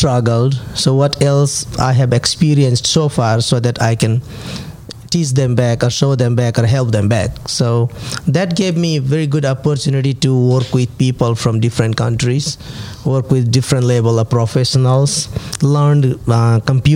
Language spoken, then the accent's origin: English; Nepal; moved away as an adult; also born or lived in Bhutan; now in United States; I was born in Bhutan, it's a small country as well. And then in childhood, we were flight to Nepal. Then we just spent over 20 years where I started my school in the refugee camp, grew up there